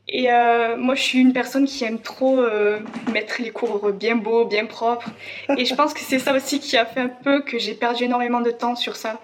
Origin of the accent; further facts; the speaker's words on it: Ariège, Occitania, France; j'étais chez moi en Ariège